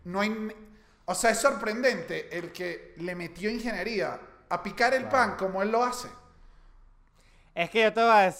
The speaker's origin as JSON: {"language": "Spanish", "country": "Venezuela", "said": "No, soy venezolano."}